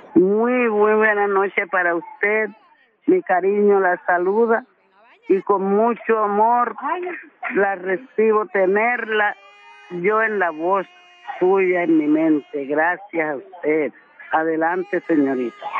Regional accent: Turbo, Antioquia, Colombia; en mi pueblo

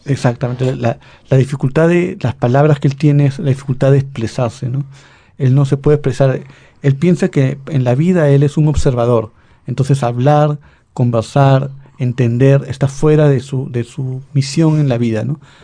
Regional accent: Lima, Peru; Yo como limeño

